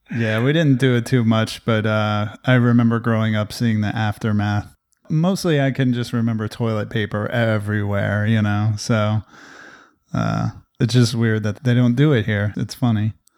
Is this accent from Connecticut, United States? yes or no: no; New Jersey, United States; moved away; a tradition that I grew up with in New Jersey